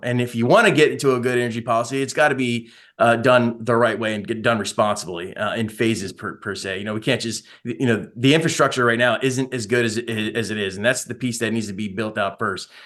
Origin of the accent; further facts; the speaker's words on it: Baltimore, Maryland, United States; I'm from Baltimore originally, grew up in Baltimore